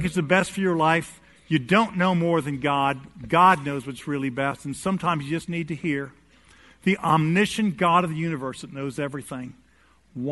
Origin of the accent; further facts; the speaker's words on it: New York City, New York, United States; New York City, my hometown